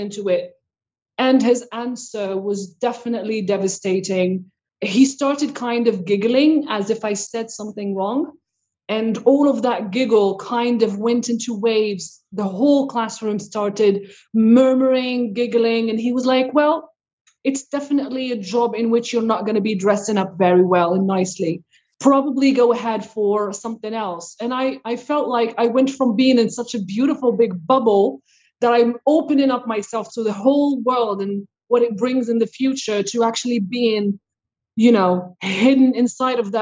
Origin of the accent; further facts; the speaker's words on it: Morocco; now in Quebec, Canada; I grew up in Morocco.